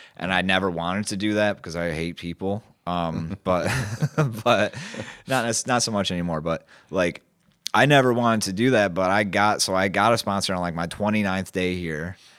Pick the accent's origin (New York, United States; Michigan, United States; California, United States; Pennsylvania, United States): Michigan, United States; Grand Haven; I was born in West Michigan. I went to Grand Haven High School